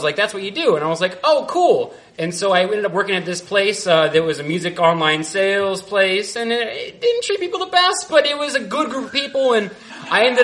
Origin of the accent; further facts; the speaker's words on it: Central Indiana, United States; also born or lived in Marquette, Michigan; now in Chicago, United States; I was from Central Indiana, where we make meth and everything's like jolly.